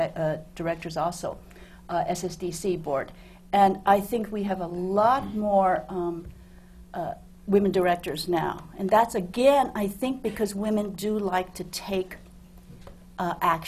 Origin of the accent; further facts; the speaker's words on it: New York, United States; also born or lived in China; I was born in China, but I grew up in New York